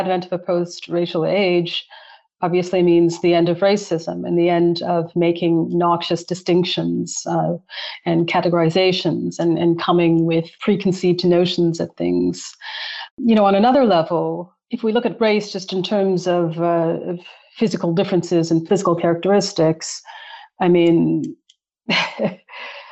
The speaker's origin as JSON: {"language": "English", "town": "Calgary", "region": "Alberta", "country": "Canada", "tie": "born or raised there", "said": "I'm from Calgary, born and raised"}